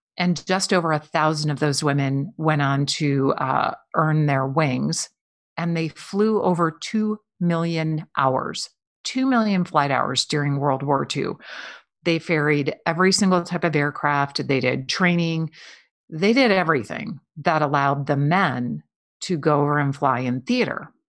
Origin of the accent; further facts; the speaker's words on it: Midwest, United States; I grew up in the Midwest